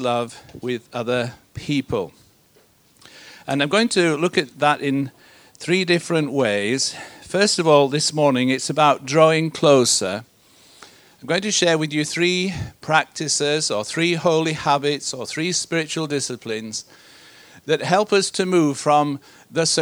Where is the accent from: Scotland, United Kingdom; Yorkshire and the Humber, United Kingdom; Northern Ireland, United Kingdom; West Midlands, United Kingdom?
Yorkshire and the Humber, United Kingdom; also born or lived in Malaysia; I come from Yorkshire. That's where I'm based. That's where I was born and grew up.